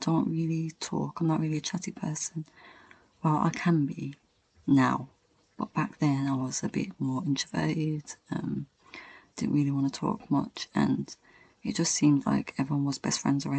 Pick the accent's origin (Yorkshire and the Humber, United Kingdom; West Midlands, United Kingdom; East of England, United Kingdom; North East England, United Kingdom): West Midlands, United Kingdom; Birmingham; moved away as an adult; now in London, United Kingdom; I'm from Birmingham and it's in London and I've never moved out of my house before, and I moved to a different city